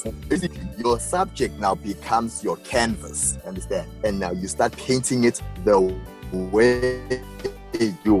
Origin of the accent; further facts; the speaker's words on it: Johannesburg, Gauteng, South Africa; I'm from Winchester Hills, south of Joburg